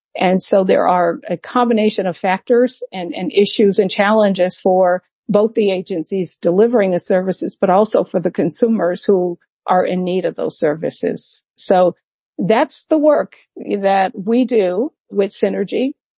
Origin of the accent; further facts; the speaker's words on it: Massachusetts, United States; moved away as an adult; also born or lived in Atlanta, Georgia; now in near Atlanta, Georgia, United States; in Massachusetts is my home state.